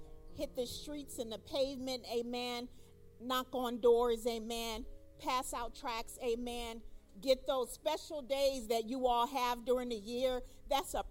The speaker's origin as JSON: {"language": "English", "town": "Long Beach", "region": "California", "country": "United States", "said": "I'm from Long Beach, California"}